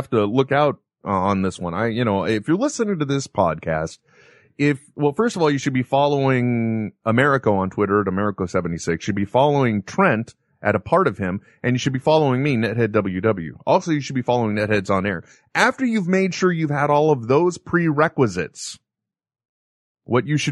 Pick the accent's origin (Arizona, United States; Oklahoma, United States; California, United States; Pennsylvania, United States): California, United States; San Francisco Bay Area; I grew up in the San Francisco Bay Area